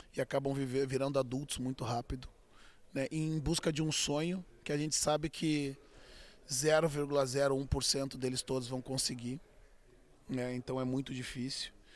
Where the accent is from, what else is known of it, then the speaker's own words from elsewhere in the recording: Auxiliadora neighbourhood, Rio Grande do Sul, Brazil; jogando futebol desde menino, né? Desde sempre a gente nasce como brasileiro com uma bola nos pés e tendo como obrigação a escola até o, até o meio-dia, um almoço rápido e depois sair pelas ruas do bairro da Auxiliadora